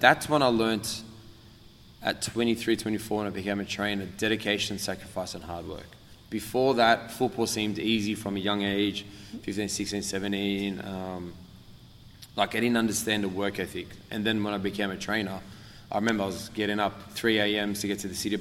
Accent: Australia; I'm from Australia

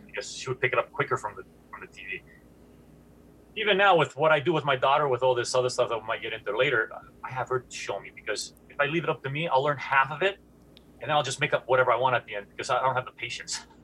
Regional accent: Greece; now in Seattle, United States; I grew up in Greece

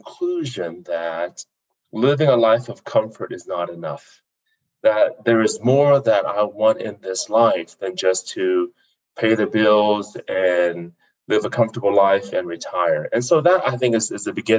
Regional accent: Fort Smith, Arkansas, United States; also born or lived in South Vietnam; now in Colorado Springs, United States; we ended up in Fort Smith, Arkansas. And that's where I grew up, one of 11 kids.

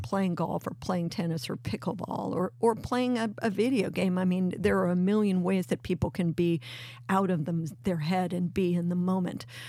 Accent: Los Angeles, California, United States; moved away; also born or lived in New York; growing up in the Venice canals

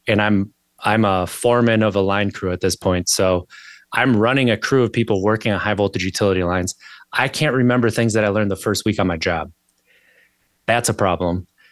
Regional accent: Wisconsin, United States; moved away as an adult; now in Virginia, United States; I grew up in Wisconsin

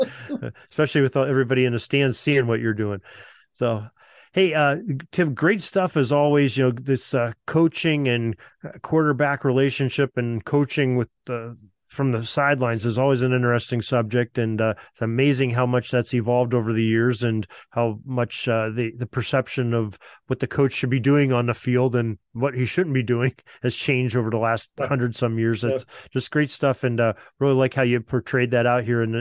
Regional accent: United States; as an American

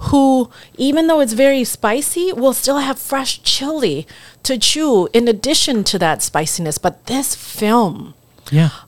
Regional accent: Laos; English is a second language; now in United States; But then my you know my home country, where I come from, um, you know, Laos has never had a presence

